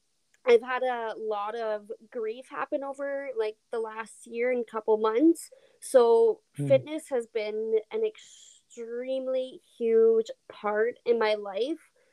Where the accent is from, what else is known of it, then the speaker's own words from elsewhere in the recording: Alberta, Canada; I'm originally and born and raised in Canada, Alberta